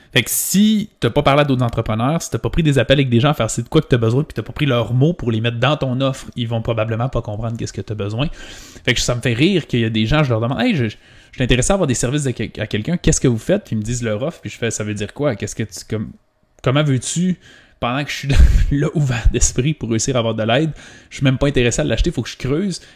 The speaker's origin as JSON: {"language": "French", "region": "Quebec", "country": "Canada", "said": "Mais moi, je viens du Saguenay-Lac-Saint-Jean. C'est une, petite, une des plus petites régions du Québec"}